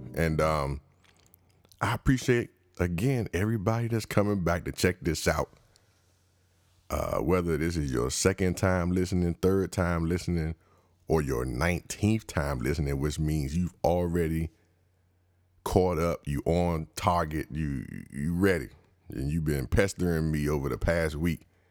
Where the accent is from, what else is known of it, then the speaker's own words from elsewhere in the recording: United States; I'm just a regular American. I'm black